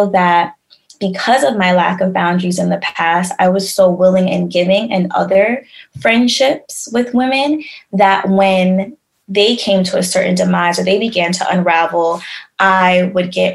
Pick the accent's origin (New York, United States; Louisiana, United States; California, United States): New York, United States; also born or lived in Tampa, Florida; growing up in New York